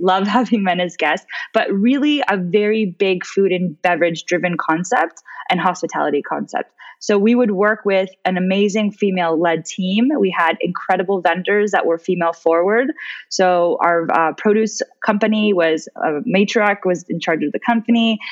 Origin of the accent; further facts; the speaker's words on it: United States; moved away as an adult; also born or lived in Switzerland / Dubai; as an American